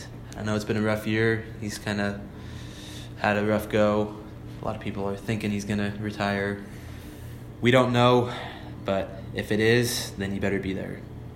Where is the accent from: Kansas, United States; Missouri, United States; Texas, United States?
Kansas, United States; Manhattan; I'm from the Manhattan area. I've been here pretty much my whole life